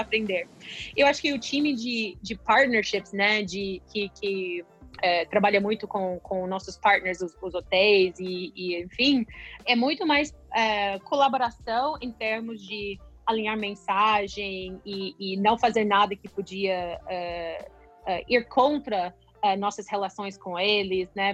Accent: United States; Portuguese is a second language; moved away as an adult; also born or lived in São Paulo, Brazil; sendo americana.

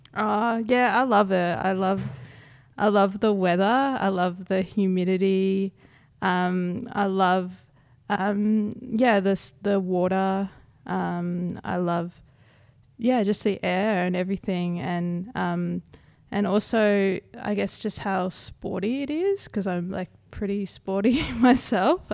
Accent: South East Queensland, Australia; grew up in South East Queensland, so I've never been too far away from country

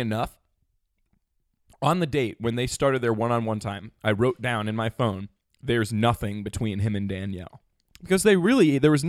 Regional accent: New York area, United States; I'm from the New York area.

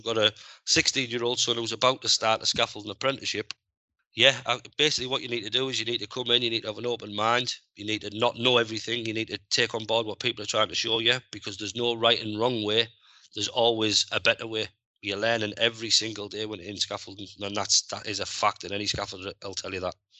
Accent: Middlesbrough, North East England, United Kingdom; I'm from Middlesbrough

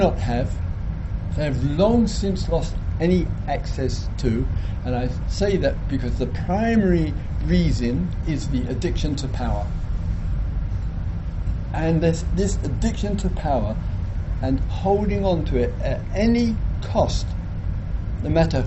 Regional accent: England, United Kingdom

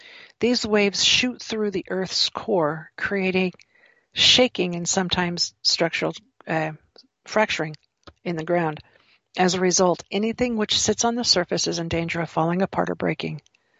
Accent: California, United States; when I was a child, I grew up some years in California

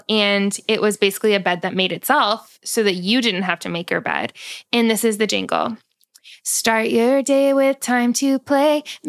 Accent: Winchester, Massachusetts, United States; I was born in Winchester, Massachusetts.

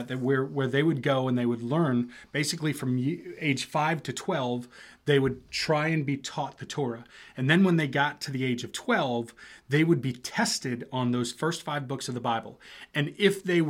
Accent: United States; myself as an American

